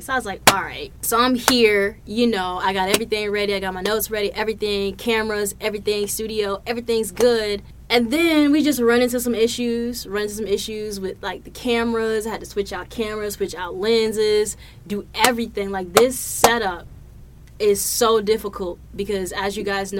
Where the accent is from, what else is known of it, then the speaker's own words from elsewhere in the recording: Providence, Rhode Island, United States; moved away; back to my hometown, back to Providence, Rhode Island.